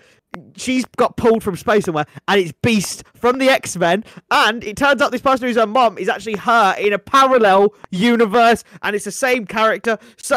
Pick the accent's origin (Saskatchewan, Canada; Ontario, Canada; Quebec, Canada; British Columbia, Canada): Saskatchewan, Canada; I'm from Saskatchewan!